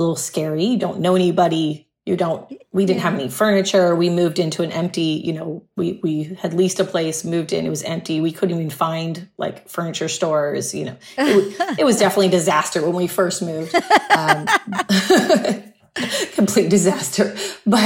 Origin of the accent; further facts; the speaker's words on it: Huntington Beach, California, United States; moved away as an adult; also born or lived in San Diego / Malibu / Santa Monica; now in Puerto Rico; I've been in Southern California my entire life. I grew up in Huntington Beach